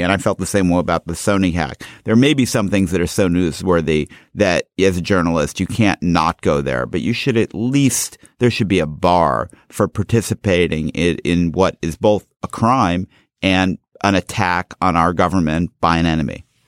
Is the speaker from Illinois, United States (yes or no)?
yes; Chicago, Illinois, United States; I grew up in Chicago